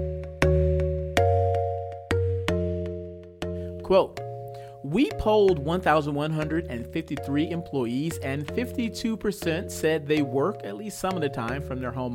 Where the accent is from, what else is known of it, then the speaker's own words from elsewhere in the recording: Atlanta, Georgia, United States; my hometown, Atlanta, Georgia